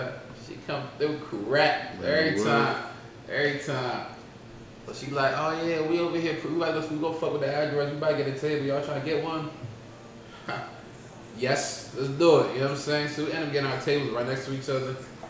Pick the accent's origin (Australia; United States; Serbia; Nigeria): United States; Baltimore, Maryland; Like, I'm from Baltimore, nigga. Eastside, man.